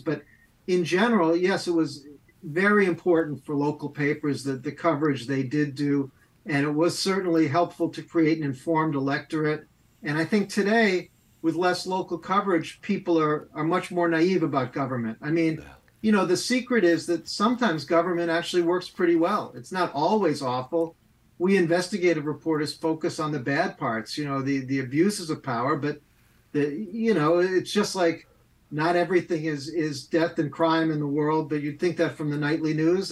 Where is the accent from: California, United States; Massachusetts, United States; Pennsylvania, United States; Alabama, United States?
Massachusetts, United States; Amherst; also born or lived in Boston; I grew up in Amherst, Massachusetts